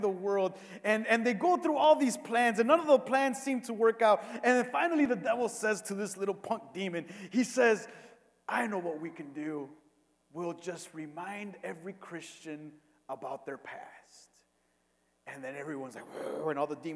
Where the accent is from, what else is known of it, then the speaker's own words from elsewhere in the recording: Cicero, Illinois, United States; I grew up in Cicero my entire life